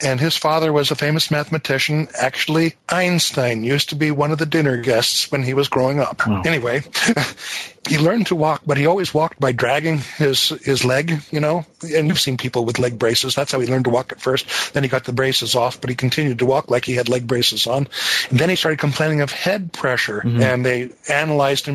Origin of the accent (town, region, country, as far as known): north of Seattle, Washington, United States; born or raised there